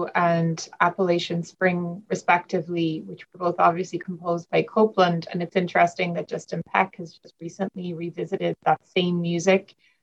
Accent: Ireland; moved away as an adult; now in United States; I grew up in Ireland

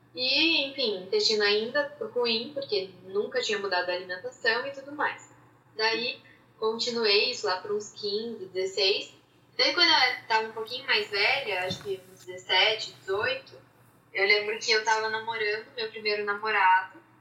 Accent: Curitiba, Paraná, Brazil; now in São Paulo, Brazil; atualmente trabalho em São Paulo, mas sou de Curitiba

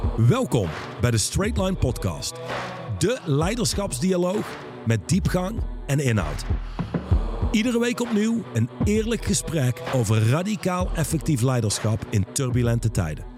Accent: Netherlands

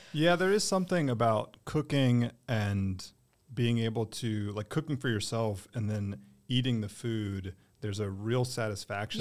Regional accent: Durham, North Carolina, United States; born or raised there

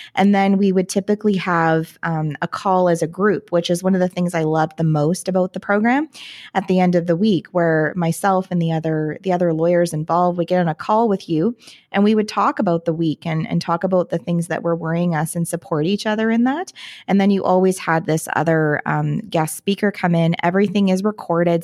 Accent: Canada; I'm Canadian so we call ourselves lawyers

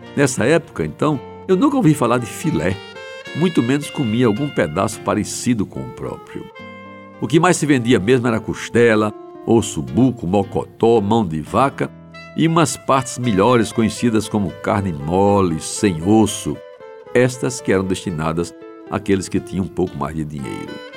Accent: João Pessoa, Paraíba, Brazil; cresci em Jaguaribe

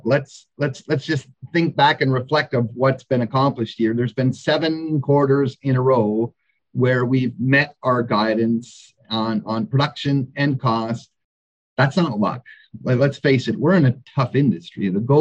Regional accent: Canada; moved away as an adult; also born or lived in Western Australia; now in Australia; I'm certainly a Canadian in Australia, kind of a fish out of water here

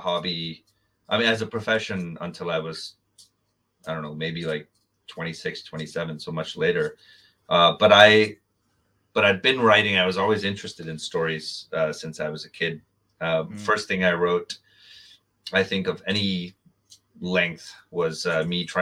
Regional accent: India; I was growing up in India

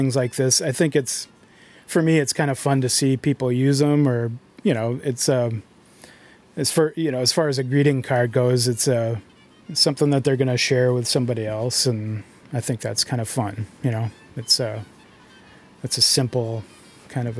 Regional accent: Arcadia, Wisconsin, United States; moved away as an adult; also born or lived in St. Paul, Minnesota; Grew up in Arcadia, so I came back to the area recently

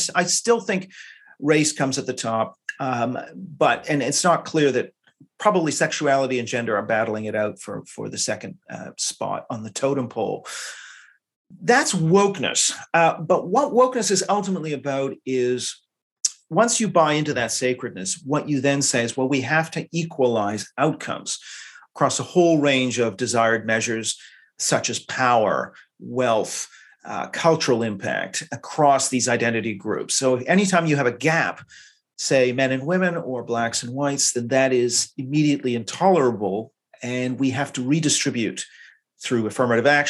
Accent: Canada; now in London, United Kingdom; being Canadian

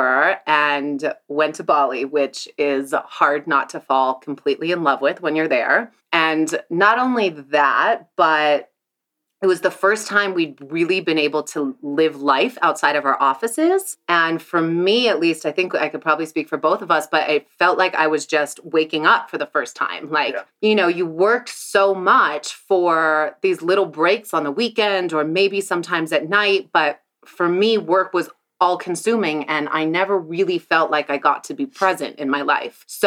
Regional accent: Santa Barbara, California, United States; I am from Santa Barbara, California

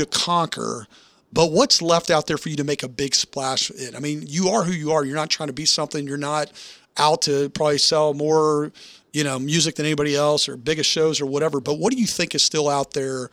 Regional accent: Nashville, Tennessee, United States; I'm from Nashville, Tennessee

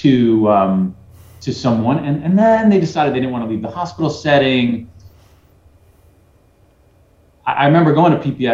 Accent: New York City, New York, United States; I'm from Brooklyn, I'm a hustler

